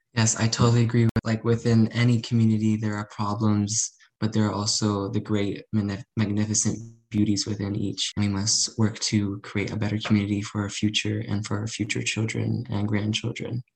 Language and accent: English; Arizona, United States; I'm a Mexican American, and I, um, I'm from Arizona